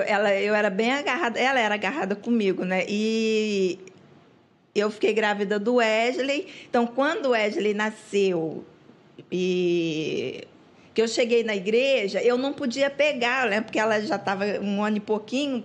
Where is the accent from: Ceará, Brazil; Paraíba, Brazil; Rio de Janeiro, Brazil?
Rio de Janeiro, Brazil; nós crescemos em Coelho Neto, ficamos adultos